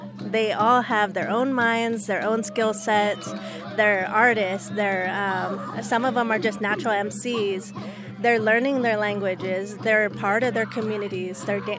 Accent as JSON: {"language": "English", "town": "Covelo", "region": "California", "country": "United States", "tie": "born or raised there", "said": "I am from the Scotts Valley Band of Pomo Indians. I was raised here in the Round Valley Reservation where my dad's from, my mom from Scotts Valley, so I'm from Scotts Valley."}